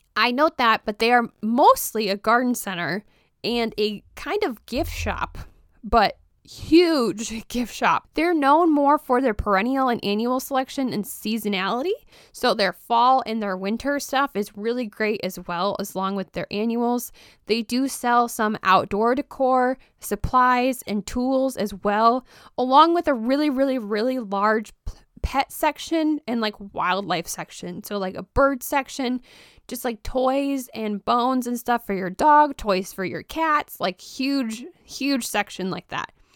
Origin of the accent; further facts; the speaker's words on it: Roscoe, Illinois, United States; moved away; I am originally from Roscoe, Illinois